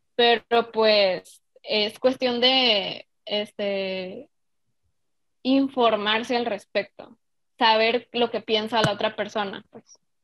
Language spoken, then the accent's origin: Spanish; Mexico; a nosotros como mexicanos